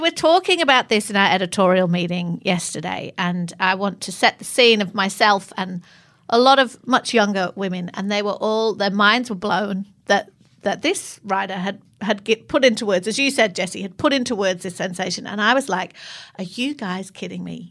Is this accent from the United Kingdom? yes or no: yes; England, United Kingdom; moved away; I'm English